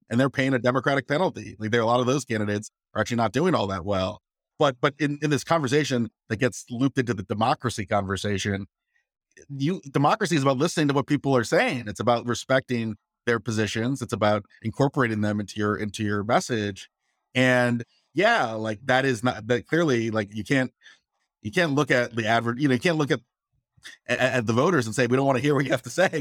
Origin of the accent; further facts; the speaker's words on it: Virginia, United States; I'm from Virginia